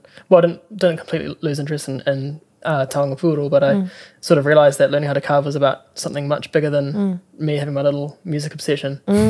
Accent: Auckland, New Zealand; also born or lived in Hokianga / Rotorua; Because I grew up in Auckland, and so all my family and friends were there.

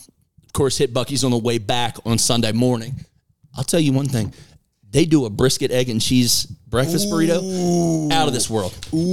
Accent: Maryland, United States; moved away; I'm from Maryland.

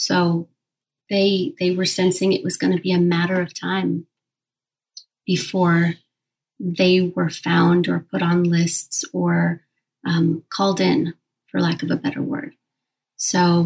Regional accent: Kabul, Afghanistan; now in United States; I was born in Kabul, Afghanistan, during the Soviet invasion.

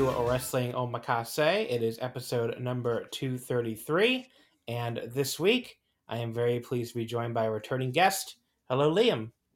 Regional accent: New Jersey, United States; I grew up a lot in New Jersey

